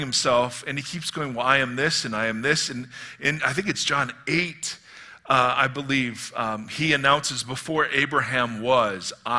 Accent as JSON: {"language": "English", "region": "Midwest", "country": "United States", "said": "I'm from the Midwest"}